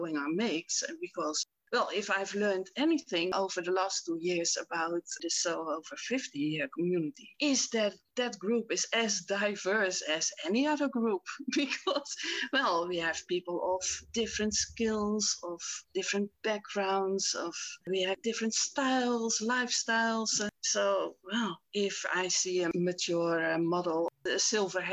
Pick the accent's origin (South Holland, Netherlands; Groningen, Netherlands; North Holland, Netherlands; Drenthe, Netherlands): South Holland, Netherlands; Rotterdam; I grew up in Rotterdam